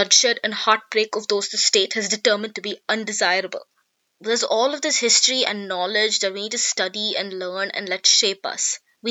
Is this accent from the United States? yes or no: no; Delhi, India; first language English; also born or lived in Vellore, Tamil Nadu, India; When I moved to Delhi at age 6, when my dad got transferred there